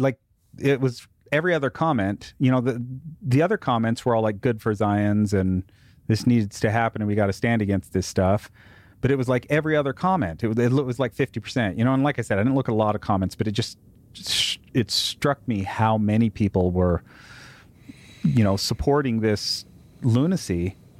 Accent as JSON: {"language": "English", "country": "United States", "said": "I'm an American"}